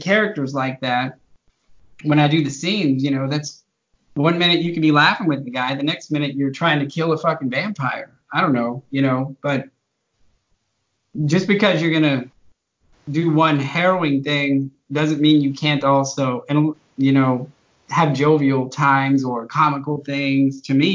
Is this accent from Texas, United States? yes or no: yes; the Texas Panhandle, United States; also born or lived in Austin, Texas; I've lived in Texas my whole life. I grew up in the Panhandle, a very small town